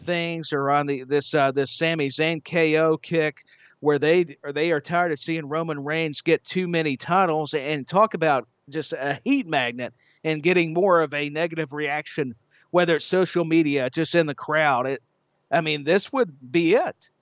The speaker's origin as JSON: {"language": "English", "region": "Tennessee", "country": "United States", "said": "Knoxville, Tennessee, right here in my home state"}